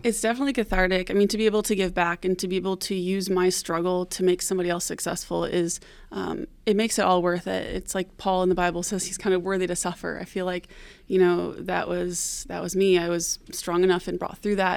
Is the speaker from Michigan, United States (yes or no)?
yes; Detroit, Michigan, United States; I'm from Detroit, Michigan, originally. Um, I grew up in the foster care system